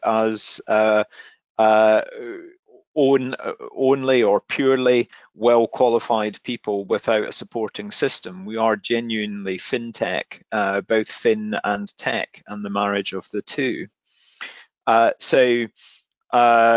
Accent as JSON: {"language": "English", "town": "Glasgow", "region": "Scotland", "country": "United Kingdom", "tie": "born or raised there", "said": "I grew up in Glasgow"}